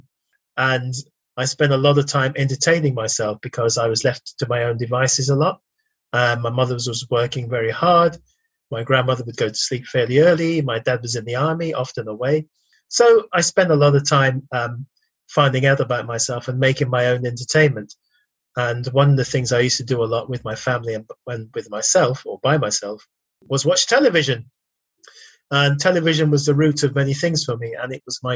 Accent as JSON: {"language": "English", "region": "London", "country": "United Kingdom", "tie": "born or raised there", "said": "My father's from Barbados and my mother's from Guyana. And I was brought up mainly in South London"}